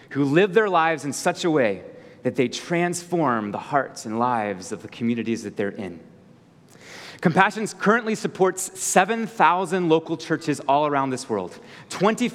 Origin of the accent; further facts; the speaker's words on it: Virginia, United States; moved away as an adult; now in Colorado, United States; I grew up in the beautiful state of Virginia, just to the east of you.